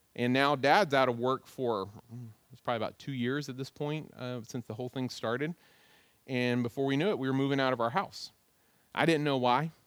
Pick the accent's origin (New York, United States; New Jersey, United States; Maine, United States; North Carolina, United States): North Carolina, United States; Goldsboro; also born or lived in Greenville, North Carolina; I'm from Goldsboro, North Carolina. That's what I always tell people. But in reality, I wasn't born in Goldsboro. I was born in Greenville, North Carolina